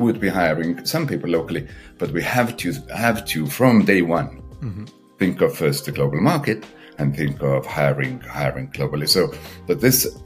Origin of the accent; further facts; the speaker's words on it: Estonia; I come from Estonia